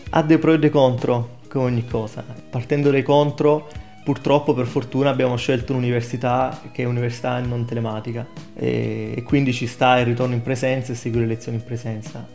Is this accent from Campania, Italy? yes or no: no; Ostuni, Apulia, Italy; moved away as an adult; now in Trento, Italy; vengo da Ostuni in provincia di Brindisi